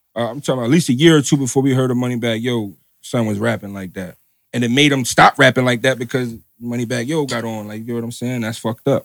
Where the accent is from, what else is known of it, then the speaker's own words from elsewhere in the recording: New Jersey, United States; I'm from Jersey